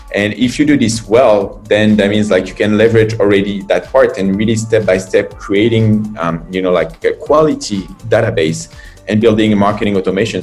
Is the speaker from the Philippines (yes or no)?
no; France; moved away as an adult; now in China; I'm from France. I've been in China and started this uh, adventure nine years ago.